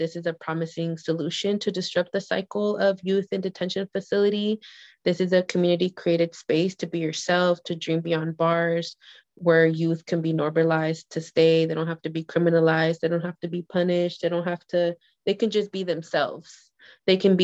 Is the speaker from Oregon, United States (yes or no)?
no; Hayward, California, United States; I was born and raised in Hayward